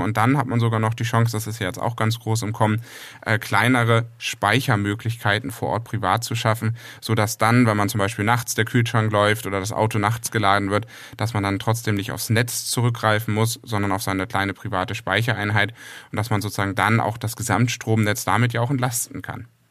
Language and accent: German; Northern Germany, Germany; als Norddeutscher